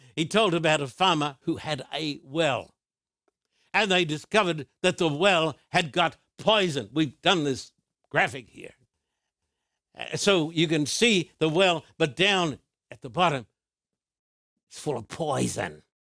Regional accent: Australia; moved away; when I was a little boy growing up in Australia

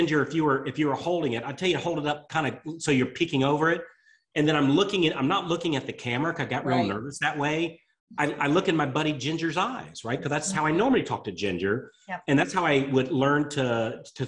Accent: the South, United States; I'm from the South

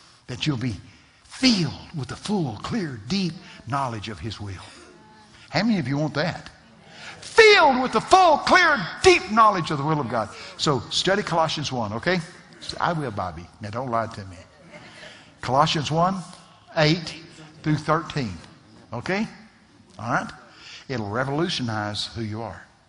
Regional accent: Texas, United States; I'm from Texas

